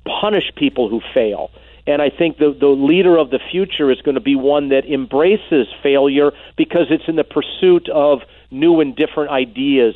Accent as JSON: {"language": "English", "town": "Green Bay", "region": "Wisconsin", "country": "United States", "tie": "born or raised there", "said": "where I grew up in Green Bay"}